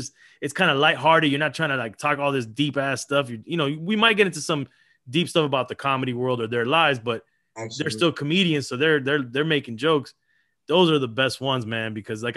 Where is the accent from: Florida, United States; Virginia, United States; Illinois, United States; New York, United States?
Florida, United States; Miami; also born or lived in Los Angeles, California; we moved to Miami